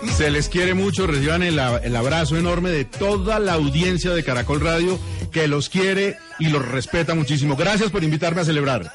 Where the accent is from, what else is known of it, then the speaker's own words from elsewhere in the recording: Colombia; Siempre somos así los colombianos, cariñosos